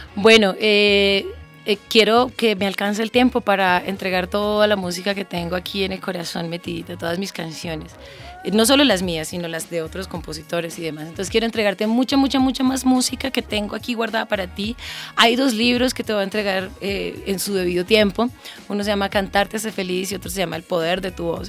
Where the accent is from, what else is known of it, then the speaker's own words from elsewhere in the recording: Colombia; also born or lived in Santander / Los Llanos; yo soy una mujer llanera, santanderiana, colombiana, súper latina